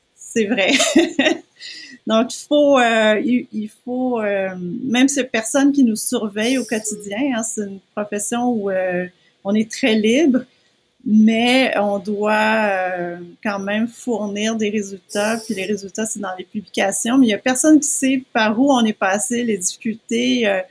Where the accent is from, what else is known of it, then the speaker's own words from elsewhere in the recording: Quebec, Canada; moved away as an adult; also born or lived in United States; je suis née au Québec, je suis restée au Québec toute ma vie